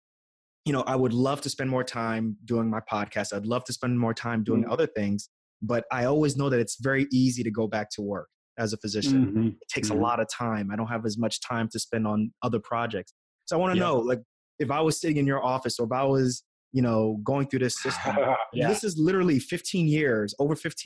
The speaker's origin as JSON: {"language": "English", "town": "New York City", "region": "New York", "country": "United States", "tie": "born or raised there", "said": "I grew up in New York City"}